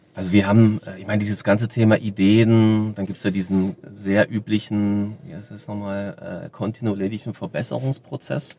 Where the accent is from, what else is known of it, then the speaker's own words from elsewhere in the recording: Germany; wir als Deutsche